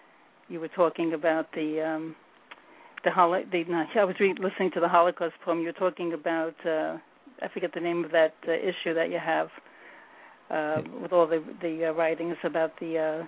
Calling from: New York City, New York, United States; I'm in New York, New York City.

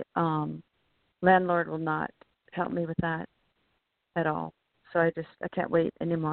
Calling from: California, United States

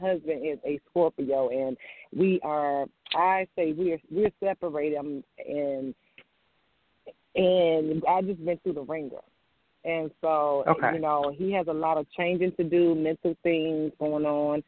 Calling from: Virginia, United States; I'm calling from Virginia.

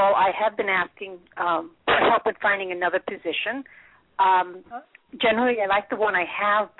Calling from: New York, United States; I'm calling from New York.

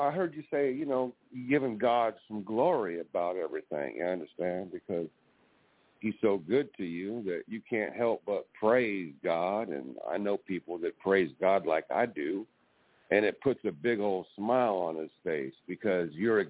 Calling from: California, United States; I'm calling from California.

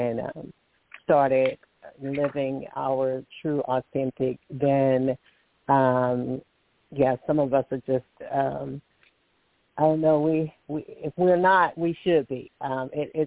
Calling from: Alabama, United States; I'm calling from Alabama

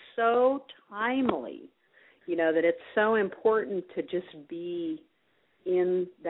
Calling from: Iowa, United States; I'm calling from Iowa.

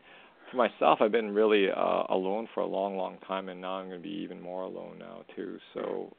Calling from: Canada; calling from Canada.

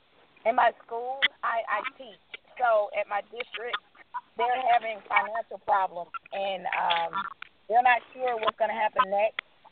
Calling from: Georgia, United States; I'm calling from Georgia.

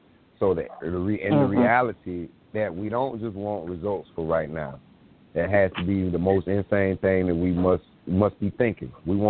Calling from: South Carolina, United States; I'm calling from South Carolina.

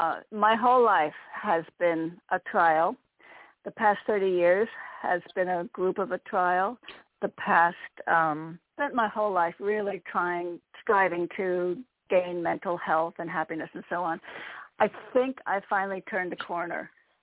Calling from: Connecticut, United States

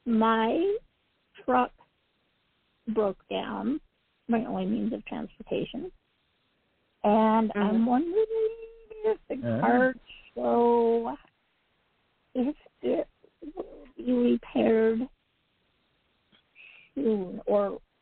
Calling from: Utah, United States; I'm calling from Utah.

